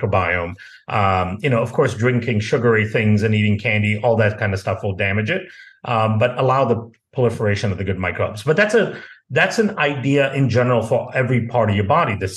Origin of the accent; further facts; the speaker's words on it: India; also born or lived in Malaysia; now in United States; I grew up in India and Malaysia